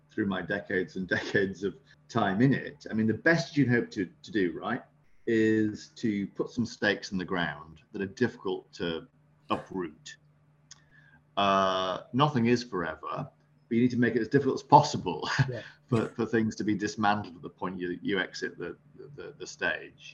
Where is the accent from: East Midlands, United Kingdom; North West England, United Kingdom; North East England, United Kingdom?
North East England, United Kingdom; Sunderland; I was born up in Sunderland on the northeast coast.